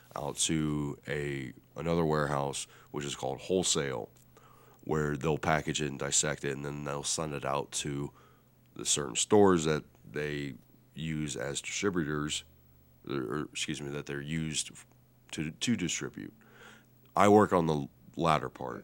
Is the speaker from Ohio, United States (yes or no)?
yes; Lima, Ohio, United States; based out of Lima, Ohio. My hometown